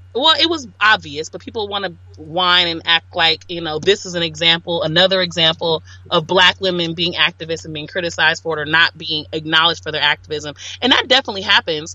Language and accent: English; Los Angeles, California, United States; I grew up around gangs. I'm from South Central LA.